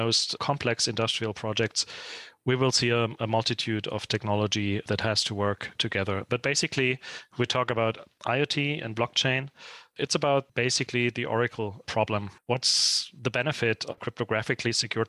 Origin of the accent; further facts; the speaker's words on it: Munich, Bavaria, Germany; my hometown, Munich.